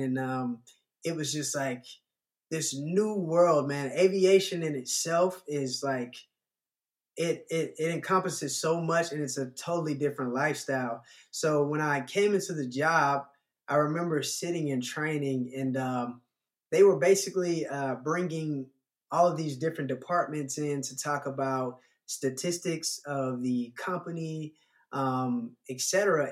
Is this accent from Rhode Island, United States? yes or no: no; Atlanta, Georgia, United States; growing up in Atlanta